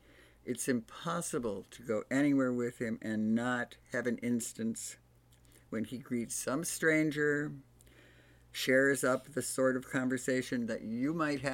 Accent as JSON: {"language": "English", "region": "East Coast", "country": "United States", "tie": "born or raised there", "said": "we grew up in the East Coast"}